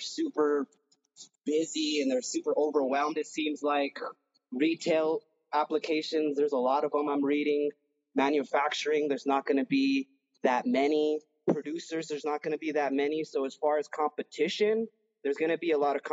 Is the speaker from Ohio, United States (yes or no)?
no; New Mexico, United States; also born or lived in California; my home state